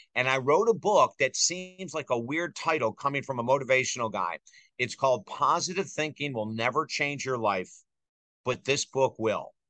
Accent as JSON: {"language": "English", "town": "Syracuse", "region": "New York", "country": "United States", "tie": "born or raised there", "said": "I grew up in Syracuse"}